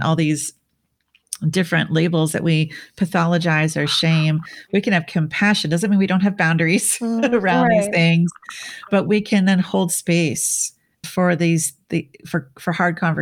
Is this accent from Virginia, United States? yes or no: no; Minnesota, United States; moved away; also born or lived in Switzerland; which is where I grew up